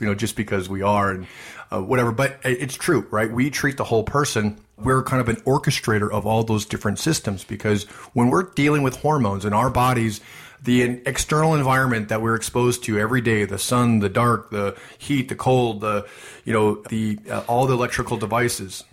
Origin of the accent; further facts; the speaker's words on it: Midwest, United States; I'm from the Midwest